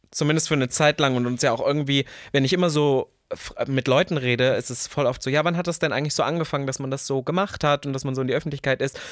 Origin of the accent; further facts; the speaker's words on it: Leipzig, Saxony, Germany; also born or lived in Berlin; Leipzig es ist ja der Osten. Das ist meine Heimat